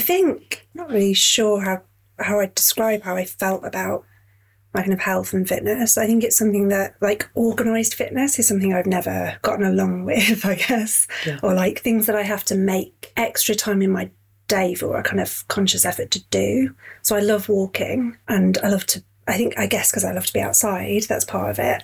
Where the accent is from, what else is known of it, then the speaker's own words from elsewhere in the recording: Yorkshire and the Humber, United Kingdom; moved away as an adult; also born or lived in Catford, London / South London; now in London, United Kingdom; I'm from Yorkshire originally. I moved down here. Yeah. Um, I was 21